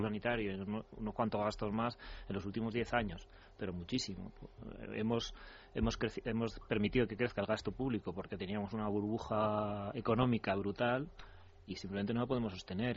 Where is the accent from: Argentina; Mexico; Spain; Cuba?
Spain; cómo somos los españoles